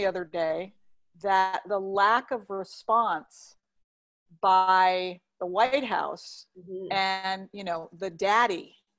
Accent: New York City, New York, United States; now in California, United States; As a New Yorker

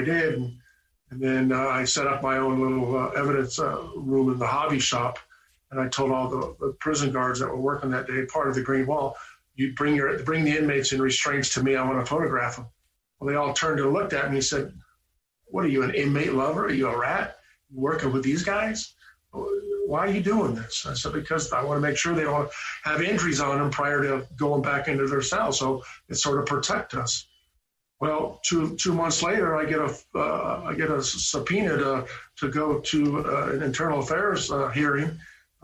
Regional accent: Camarillo, California, United States; I grew up in Camarillo, California

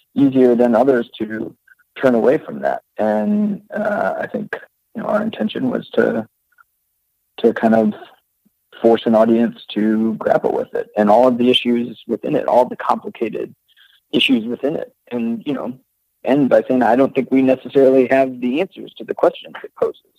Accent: Rockford, Illinois, United States; my hometown of Rockford

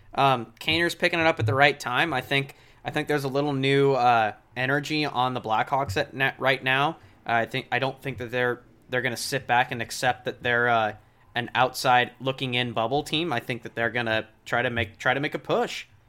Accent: West Coast, United States; I'm from the West Coast

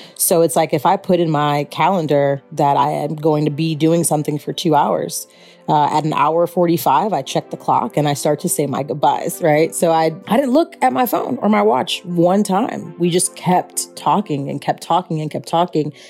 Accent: Chicago, Illinois, United States; I'm from Chicago

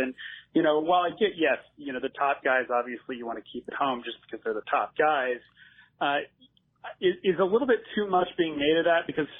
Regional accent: Texas, United States; moved away as an adult; I came from Texas and went to USC

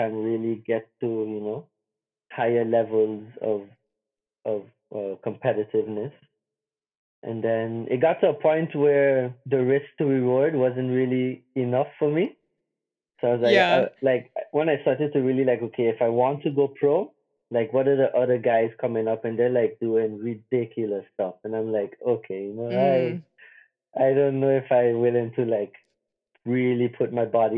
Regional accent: Simpson Bay, Sint Maarten; I grew up in Simpson Bay, so I grew up right next to the beach

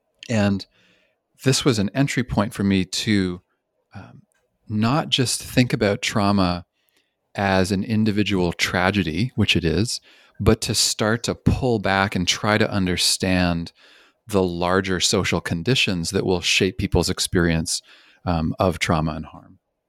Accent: Canada; also born or lived in British Columbia; I'm originally from Canada, and I spent 10 years in British Columbia.

